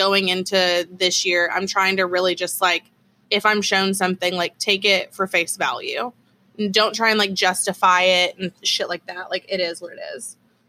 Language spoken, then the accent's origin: English; Texas, United States; accent: Texas; I'm still learning Espanol. So I would like to end up, I'm sure I'm never going to be fluent in that because my Texas accent is way too strong